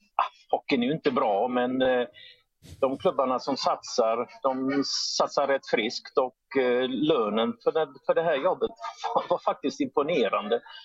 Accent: Poland; first language Polish; Swedish is a second language; now in Sweden; jag är från Polen och det är mitt modersmål, jag kan polska

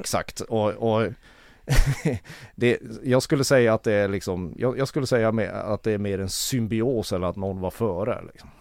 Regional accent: Kiruna, Norrbotten County, Sweden; jag är född och uppvuxen i Kiruna

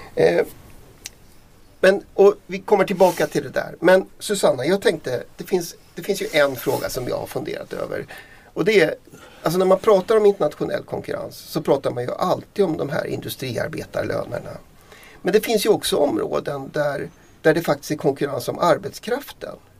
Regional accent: Dalarna County, Sweden; mitt hemlän Dalarna

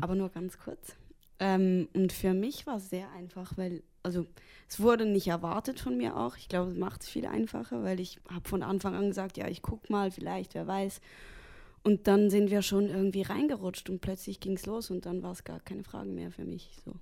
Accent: Switzerland; wir sind die Schweizer

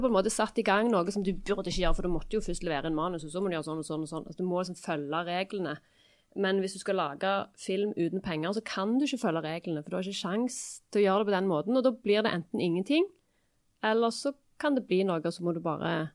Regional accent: Stavanger, Rogaland, Norway; accent: Stavanger dialect

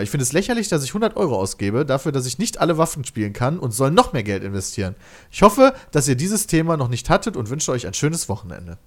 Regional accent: near Kleve, North Rhine-Westphalia, Germany; wir kennen Kleve, wir kommen daher aus der Nähe

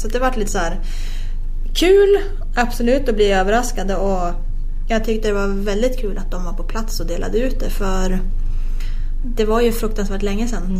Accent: Sveg, Jämtland, Sweden; när man själv växte upp hemma i Sveg

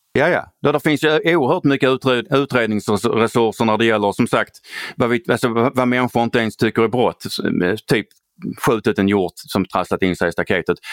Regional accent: Skåne, Sweden; jag är skåning

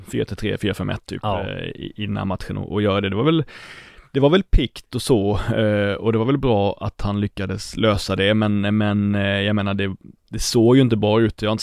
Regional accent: Blekinge, Sweden; man kan ju tro på min dialekt att jag, att jag liksom talar i egen sak, men jag kommer från Blekinge

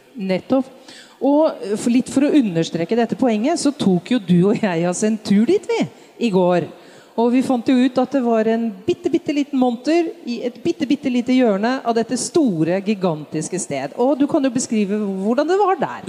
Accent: Norway

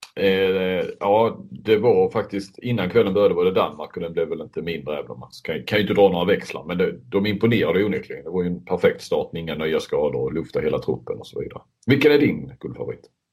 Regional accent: Sweden

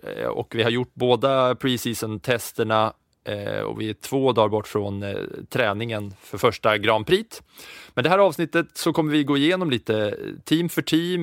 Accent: Katrineholm, Södermanland, Sweden; jag är ju liksom uppväxt på 90-talet där tvn alltid stod på och det enda man kunde se på helgen om man hade ettan, tvåan, fyran och inget mer så var det ju F1 eh, som stod på under, under helgerna i Katrineholm för mig

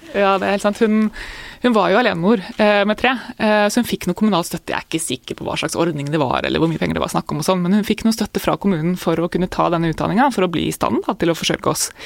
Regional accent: Jevnaker, Innlandet, Norway; jeg vokste opp på Jevnaker, da. Eh, og, og starta på Jevnaker skole etter hvert.

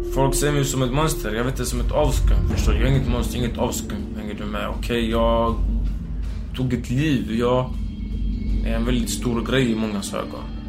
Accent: Gothenburg, Västra Götaland, Sweden; first language Romani; Swedish is a second language; also born or lived in Biskopsgården; Jag är från Göteborg, Hisingen

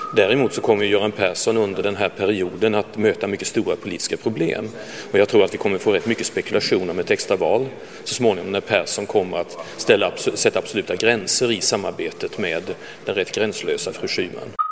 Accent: Värmland, Sweden; säger jag som värmlänning som växte upp.

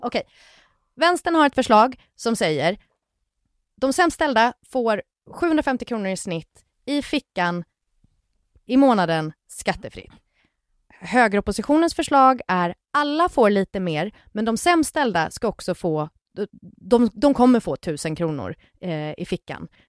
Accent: Gothenburg, Västra Götaland, Sweden; jag är från Göteborg

